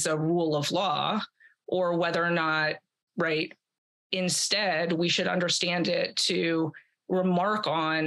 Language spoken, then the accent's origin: English; Atlanta, Georgia, United States; I'm from Atlanta